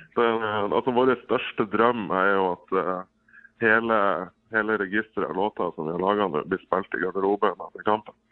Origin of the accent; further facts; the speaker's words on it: Bodø, Nordland, Norway; Jeg er jo fra Bodø sjøl